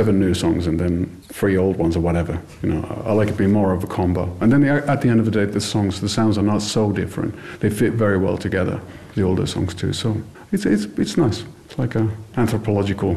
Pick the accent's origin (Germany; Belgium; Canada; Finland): Finland; I'm not American. B, I'm Finnish